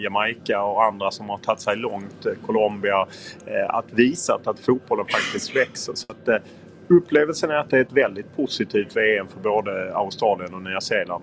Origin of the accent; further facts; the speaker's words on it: Lund, Skåne, Sweden; now in Stockholm, Sweden; jag är ju från Lund